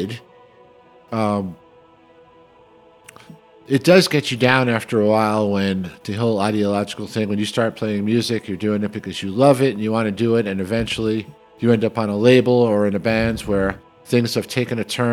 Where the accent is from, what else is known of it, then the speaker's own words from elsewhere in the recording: New York City, New York, United States; moved away as an adult; when I grew up and lived in New York City